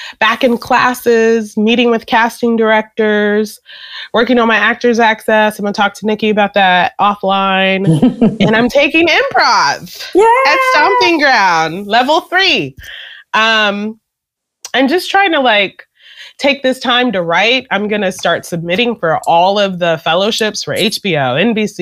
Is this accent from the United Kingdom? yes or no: no; Nigeria; I'm Nigerian.